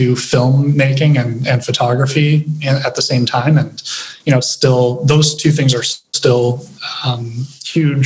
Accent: Regina, Saskatchewan, Canada; also born or lived in Winnipeg; I'm from Regina. I grew up in Regina. I was born in Winnipeg

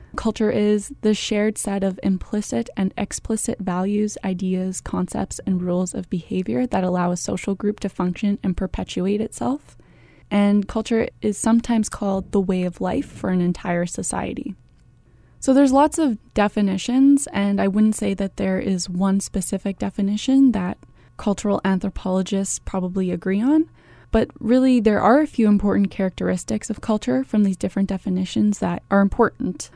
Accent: Canada; I was born in Canada, so my behavior, my accent, My worldview and my experiences have all been shaped by Canadian culture

